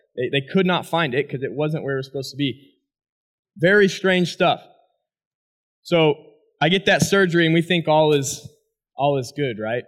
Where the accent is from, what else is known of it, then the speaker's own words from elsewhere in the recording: Hesston, Kansas, United States; I grew up in Heston, Kansas.